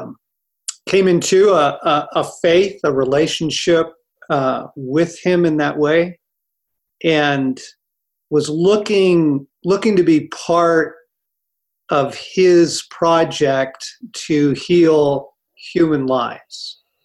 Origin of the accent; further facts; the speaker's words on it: Los Angeles, California, United States; now in Colorado, United States; I grew up in Los Angeles.